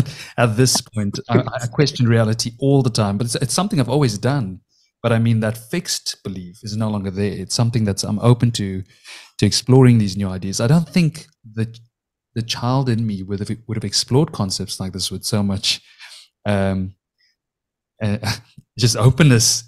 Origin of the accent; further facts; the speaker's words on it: South Africa; I was born and raised in South Africa